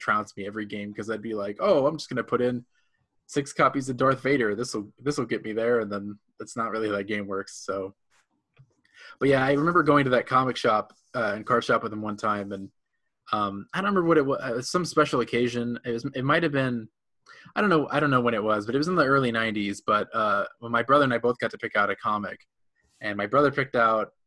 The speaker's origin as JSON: {"language": "English", "region": "Indiana", "country": "United States", "tie": "born or raised there", "said": "I grew up in Indiana"}